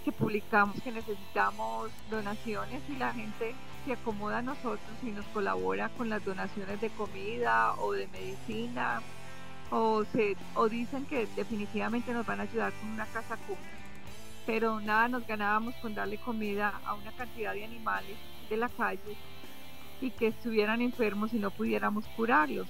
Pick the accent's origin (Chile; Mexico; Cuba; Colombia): Colombia; Caldas, Antioquia; also born or lived in Honduras; now in United States; yo soy de Caldas